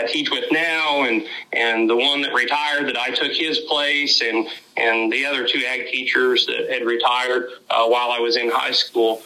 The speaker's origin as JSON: {"language": "English", "area": "Labette County", "region": "Kansas", "country": "United States", "tie": "born or raised there", "said": "I grew up right here in Labette County, and so where I teach at now is home to me"}